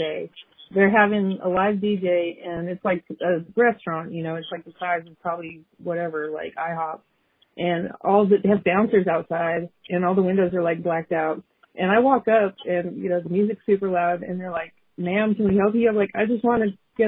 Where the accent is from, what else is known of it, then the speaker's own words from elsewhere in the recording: Denver, Colorado, United States; now in Monroe, United States; I'm from Denver. I'm in Monroe, Louisiana